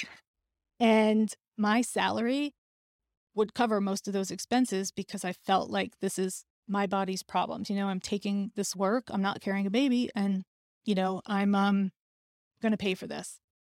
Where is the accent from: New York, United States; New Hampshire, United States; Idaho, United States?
New York, United States; New York City; as a New Yorker